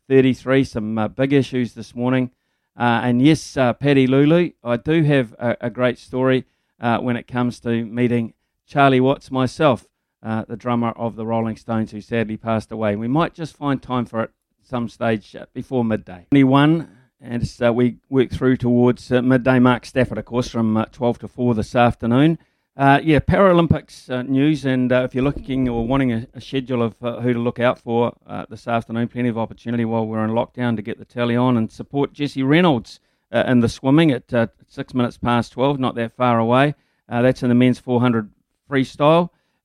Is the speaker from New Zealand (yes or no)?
yes; Lower Hutt, Wellington, New Zealand; before people assume I'm a Crusaders fan, I'm from the Hut, not Christchurch.